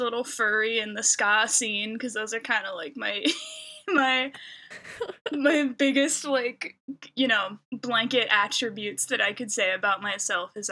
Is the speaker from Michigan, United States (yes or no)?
yes; Clarkston, Michigan, United States; moved away as an adult; now in Burbank, United States; I'm from Michigan, born and raised in like the like Clarkston zone